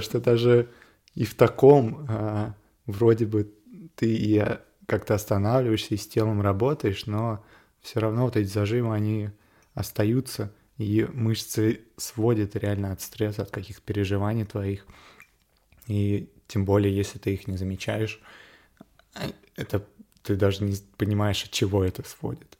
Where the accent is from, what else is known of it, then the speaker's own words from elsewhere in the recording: Moscow, Russia; Я родился и вырос в Москве